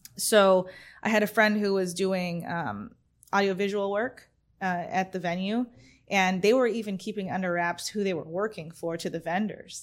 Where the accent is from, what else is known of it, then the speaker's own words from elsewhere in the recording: California, United States; moved away; also born or lived in Arizona; I'm from Arizona, originally from California. I moved, I was in Arizona for twenty-one years